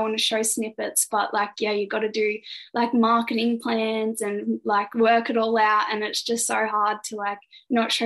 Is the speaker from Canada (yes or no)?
no; Goulburn, New South Wales, Australia; Did some concerts at the conservatorium in my hometown in Goulburn.